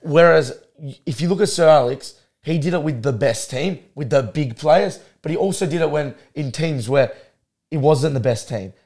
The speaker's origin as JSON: {"language": "English", "country": "Australia", "said": "we're Australian"}